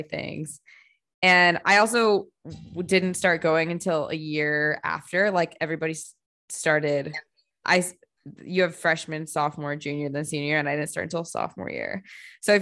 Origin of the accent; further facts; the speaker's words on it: United States; moved away; I growing up in the States